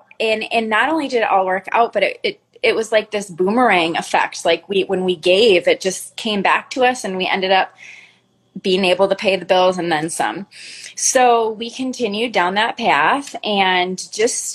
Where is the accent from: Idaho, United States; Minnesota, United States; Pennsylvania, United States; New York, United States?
Minnesota, United States; we're both originally from Minnesota